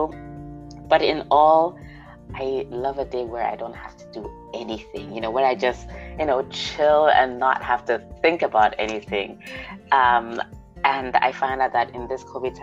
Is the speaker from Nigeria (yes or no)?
yes; Nigeria; also born or lived in United States / Austria; now in Germany; I was born in the U.S. Grew up in Nigeria.